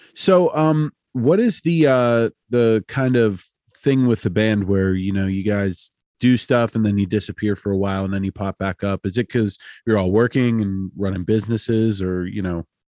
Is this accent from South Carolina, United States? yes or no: no; Altoona, Pennsylvania, United States; I'm from Altoona.